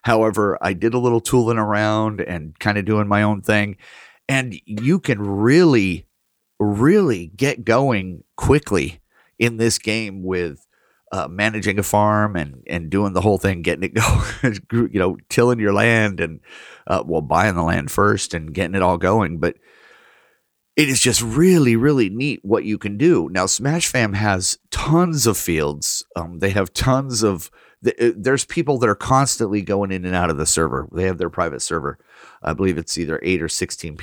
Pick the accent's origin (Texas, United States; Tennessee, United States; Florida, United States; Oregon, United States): Oregon, United States; my hometown is included on the map in Oregon